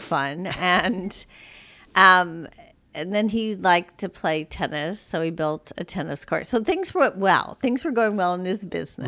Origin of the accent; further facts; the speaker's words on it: South Bend, Indiana, United States; moved away; also born or lived in Mishawaka, Indiana / London; I grew up in South Bend, Indiana